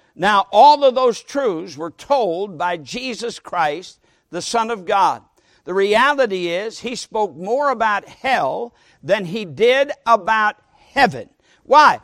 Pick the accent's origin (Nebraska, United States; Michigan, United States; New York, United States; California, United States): Michigan, United States; Sturgis; In my hometown of Sturgis, Michigan, I was brought up there